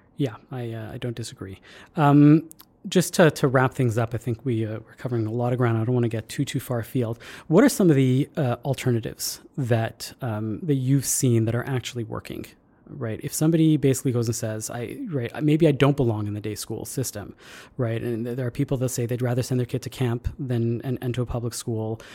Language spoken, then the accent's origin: English; Canada; being Canadian